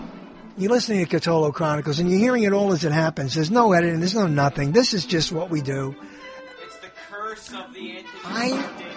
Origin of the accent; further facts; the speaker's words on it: New York, United States; I grew up in New York